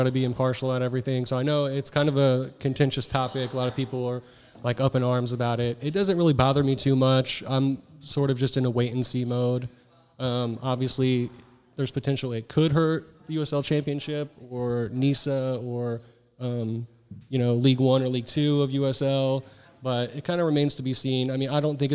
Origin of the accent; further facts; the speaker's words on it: Indianapolis, Indiana, United States; Born and raised here in Indianapolis, true Naptown lifer